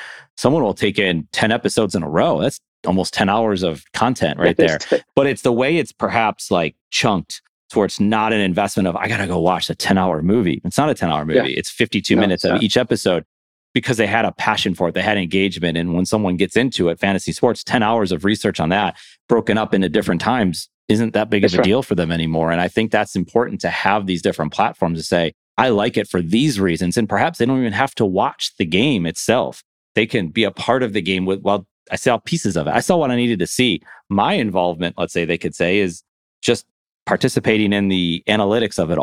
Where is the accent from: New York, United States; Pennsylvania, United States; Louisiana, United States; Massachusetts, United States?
New York, United States; Buffalo; moved away; I'm originally from Buffalo, New York